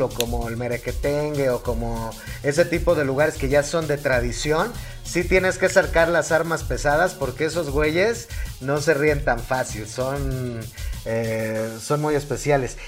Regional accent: Mexico City, Mexico; accent: chilango; si te oyen ahí como el acento chilango

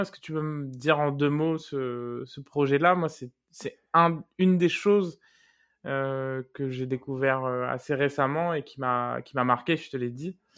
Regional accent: Réunion; moved away as an adult; je suis parti maintenant il y a 15 ans et j'ai pu aussi euh, euh, construire des amitiés très fortes, euh, mmh des réunionnais notamment, qui sont restés dans ma vie depuis la réunion

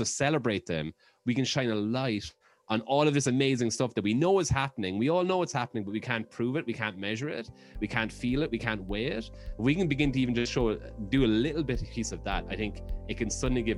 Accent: Ireland; moved away; growing up in Ireland

